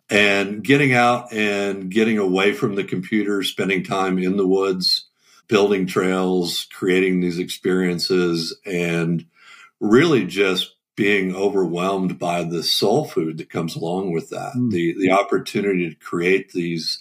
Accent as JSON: {"language": "English", "region": "Southern California", "country": "United States", "tie": "born or raised there", "also_born_or_lived": "Atlanta, Georgia", "moved": "yes", "said": "growing up in SoCal"}